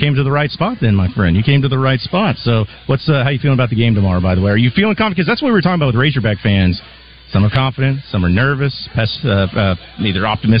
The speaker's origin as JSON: {"language": "English", "town": "Fayetteville", "region": "Arkansas", "country": "United States", "said": "I'm from Fayetteville myself, so anytime you can go back to Arkansas, it's always a great time."}